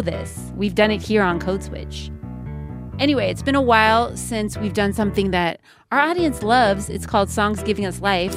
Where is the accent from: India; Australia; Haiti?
Haiti; I'm Haitian